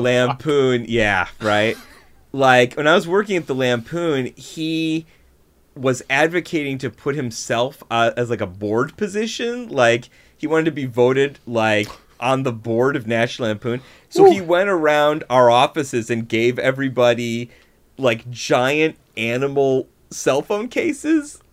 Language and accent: English; Buffalo, New York, United States; moved away; I grew up in Buffalo, New York, which mm-hmm. is nowhere near New York City.